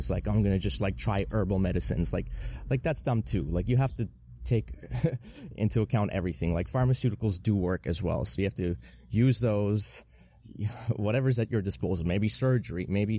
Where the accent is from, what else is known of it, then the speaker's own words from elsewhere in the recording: Armenia; now in Toronto, Canada; immigrants, like from like myself. Obviously, I'm from Armenia originally